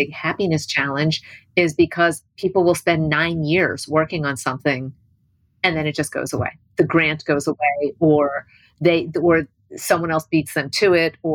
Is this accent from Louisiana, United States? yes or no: no; New Albany, Indiana, United States; I grew up in New Albany, Indiana, and Hubble was a science teacher at my high school